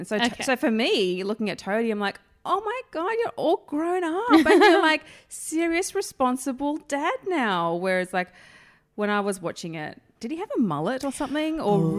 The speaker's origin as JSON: {"language": "English", "town": "Emu Plains", "region": "New South Wales", "country": "Australia", "tie": "born or raised there", "said": "I'm from the Western Suburbs. So I grew up in Emu Plains."}